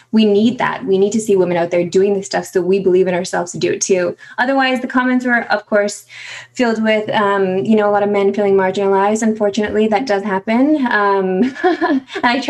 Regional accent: Saskatoon, Saskatchewan, Canada; moved away as an adult; now in Toronto, Canada; I grew up in Saskatoon, Saskatchewan.

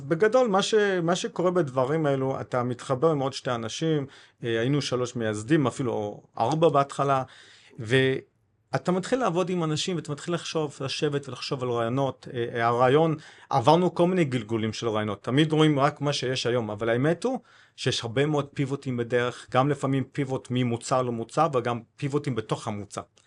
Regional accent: Cape Town, Western Cape, South Africa; Hebrew is a second language; moved away as an adult; also born or lived in Kibbutz Na'an, Israel / Haifa, Israel; now in Israel; אני בן 49, בדרום אפריקה, בקייפטאון

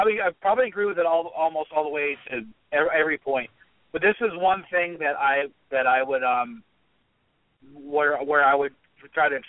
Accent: Florida, United States; now in Pittsburgh, United States; I actually grew up in Florida. I live in Pittsburgh now.

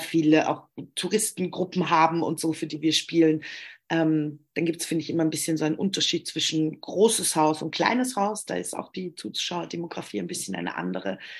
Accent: Germany; ich komme aus Deutschland

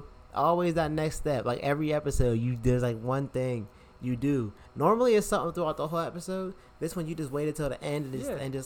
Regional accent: Wilkes-Barre, Pennsylvania, United States; moved away; I hated growing up in Wilkes-Barre, yo.

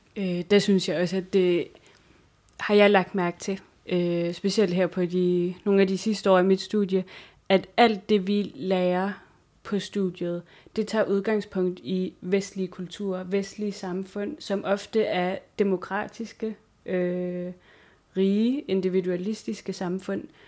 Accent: Sisimiut, Greenland; moved away as an adult; i den by, hvor jeg kommer fra, i Sisimiut

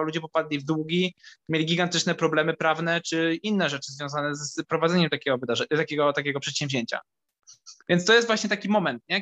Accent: Kraków, Lesser Poland, Poland; also born or lived in Limanowa; Ja jestem z Krakowa i urodziłem się w Krakowie

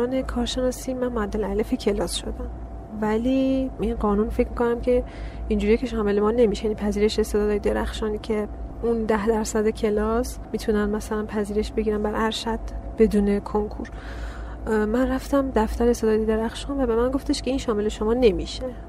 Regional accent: Karaj, Alborz, Iran; also born or lived in Savojbolagh, Iran / Daykundi, Afghanistan (ancestry); اینجا به دنیا اومدم ایران شهرستان ساباج بلاغ بعد توی کرج هم بزرگ شدم کل زندگیم همونجا بوده

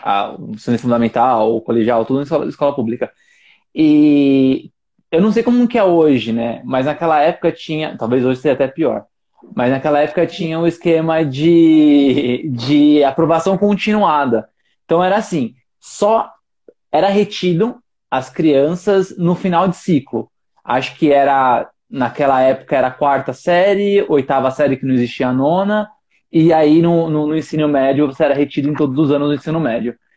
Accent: São Paulo, Brazil; eu morei minha vida inteira na Brasilândia, né? Eu ainda moro praticamente, porque eu casei e eu vim pro bairro do lado

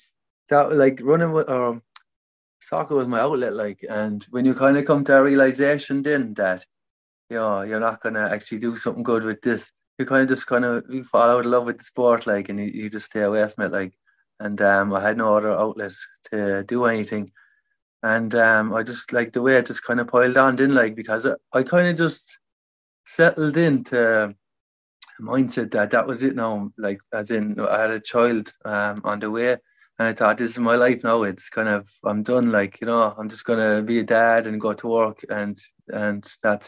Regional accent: Limerick, Munster, Ireland; I grew up in the city, like Limerick City. I grew up in South Hill

